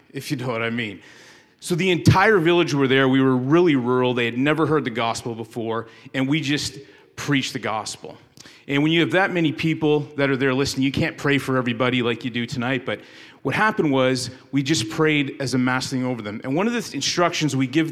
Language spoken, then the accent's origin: English; Canada; moved away as an adult; now in United States; I was born and raised in Canada and moved to the States because I married a woman from West Virginia